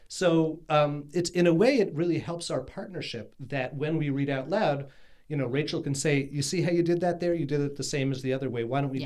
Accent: New York City, New York, United States; we grew up in Brooklyn.

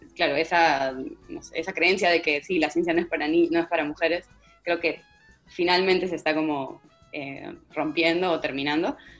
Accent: Peru; como peruana, como estudiante de, ciencias en, Lima

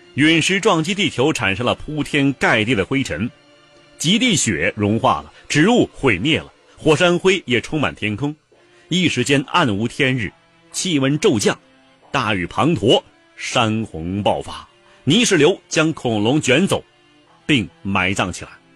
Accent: China; 我们中国人呢，则既有想象力又有概括力

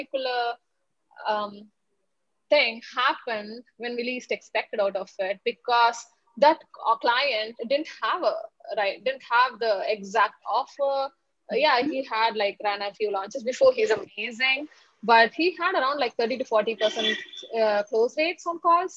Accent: India; I'm from India

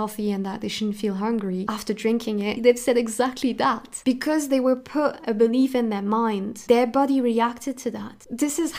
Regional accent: France; I grew up in France and I was a victim of discrimination pretty much my entire childhood

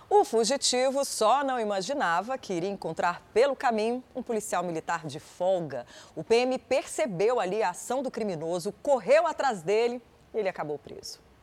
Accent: Minas Gerais, Brazil; Eu, como uma boa mineira, já comi muito torresmo

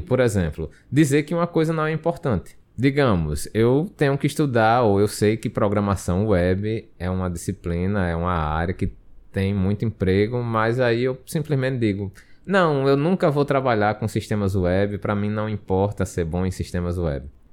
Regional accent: Brazil; Nós somos brasileiros

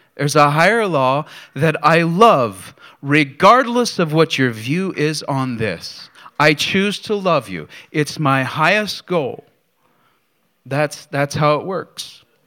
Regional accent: Bedford, Pennsylvania, United States; moved away; the video was of my hometown

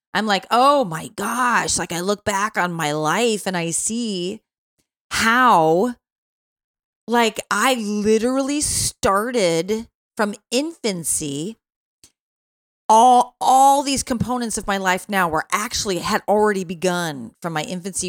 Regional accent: Chicago, Illinois, United States; when you're living in Chicago

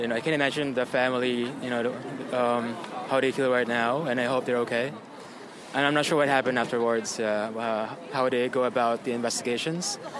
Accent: New York, United States; I'm uh, from New York.

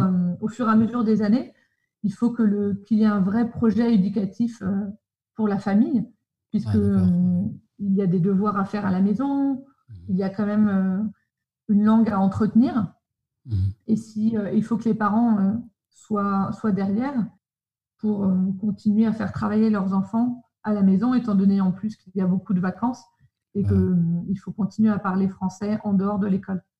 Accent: Paris, Île-de-France, France; moved away as an adult; now in Sydney, Australia; je viens de Paris. J'ai toujours habité à Paris. Je suis née à Paris et j'y ai vécu

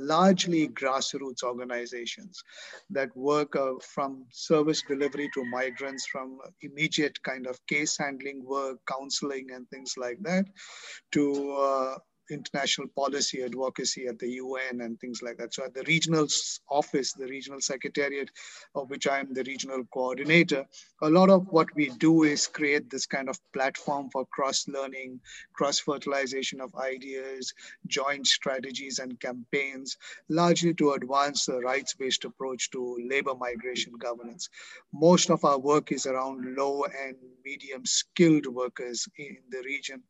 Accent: Pakistan; moved away as an adult; also born or lived in Hong Kong; now in Manila, Philippines; I am a Pakistani national by citizenship. I still am

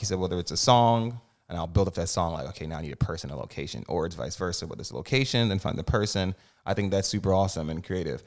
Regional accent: New Jersey, United States; Jersey boy over here, too.

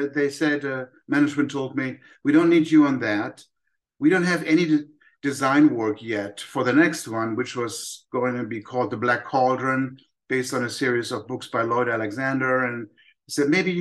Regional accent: Germany; moved away; Growing up in Germany

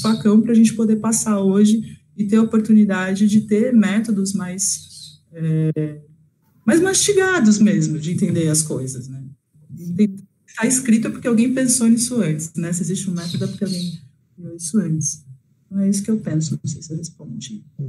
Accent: Osasco, São Paulo, Brazil; eu sou de Osasco, uma cidade de zona metropolitana, periferia de São Paulo

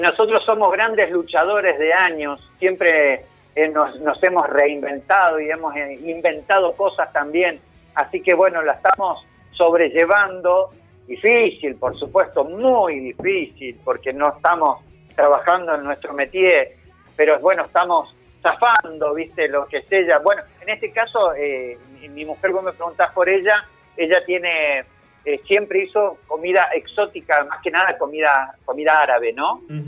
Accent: Rosario, Santa Fe, Argentina; soy de Rosario

